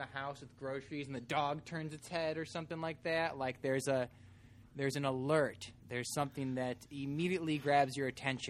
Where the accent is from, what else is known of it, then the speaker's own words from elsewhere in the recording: Chicagoland area, Illinois, United States; Yeah, Illinois. It's so weird, even though we're from there.